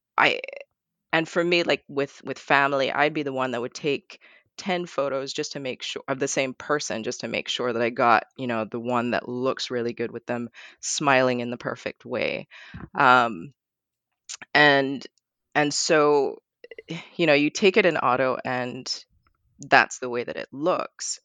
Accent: Barbados; now in Portland, United States; I grew up in Barbados

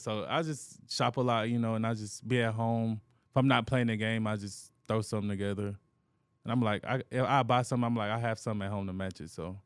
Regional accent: Anniston, Alabama, United States; moved away as an adult; now in Houston, United States; I'm from Anniston, Alabama, a smaller city

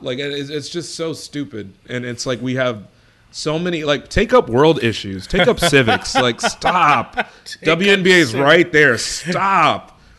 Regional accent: Chicago, Illinois, United States; Chicago, so, you know, my hometown team

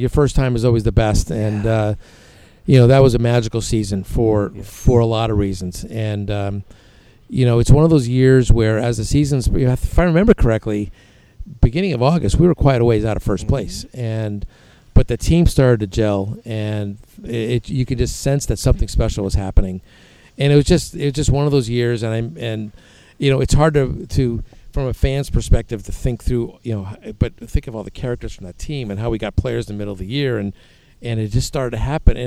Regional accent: San Francisco, California, United States; I grew up near Candlestick Park

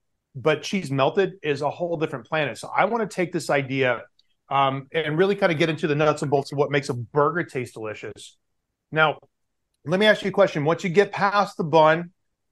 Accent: the South, United States; you and I grew up in the South

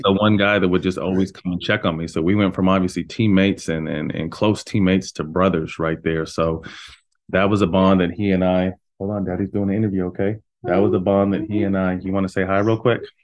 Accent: Sacramento, California, United States; born or raised there; also born or lived in Bay Area, California

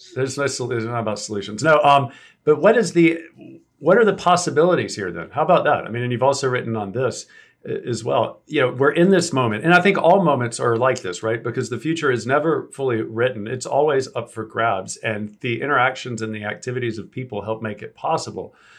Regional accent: South Georgia, United States; I'm from South Georgia, so we pronounce, like, everything wrong, apparently

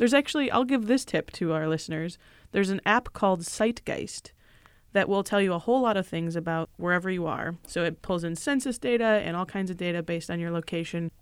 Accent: Michigan, United States; I grew up in Michigan

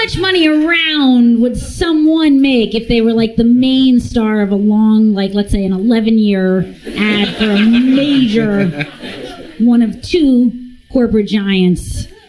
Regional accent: New York, United States; Because I do like to live vicariously, as any New Yorker does, in terms of property.

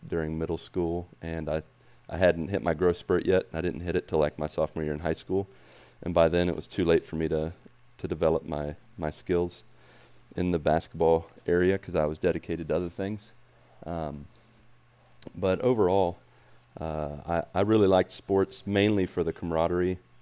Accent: West Virginia, United States; moved away as an adult; I grew up in West Virginia

